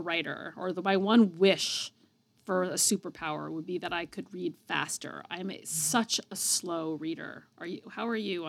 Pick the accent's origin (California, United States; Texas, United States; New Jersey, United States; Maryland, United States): California, United States; moved away as an adult; also born or lived in New York; now in Massachusetts, United States; I was born in California. Both of my parents are native Californians, which is sort of a thing I've come to realize. But they actually whisked me almost right away to Massachusetts, where I currently live. So I spent the first 8 years of my life in Massachusetts.